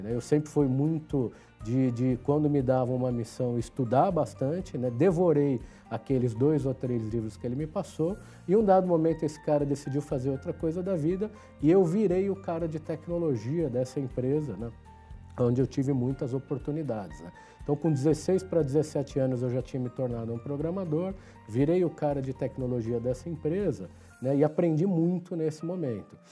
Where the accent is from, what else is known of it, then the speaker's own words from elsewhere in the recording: São Paulo, Brazil; nasci em São Paulo